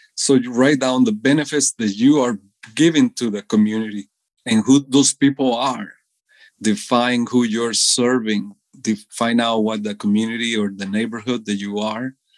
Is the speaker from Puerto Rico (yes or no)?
no; Costa Rica; moved away as an adult; now in United States; I was born in Costa Rica all my entire life